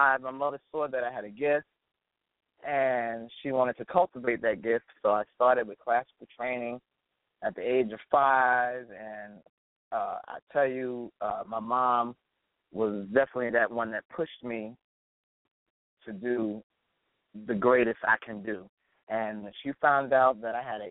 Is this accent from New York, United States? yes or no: yes; New York City, New York, United States; I am definitely from Brooklyn, New York, and I'm definitely a New Yorker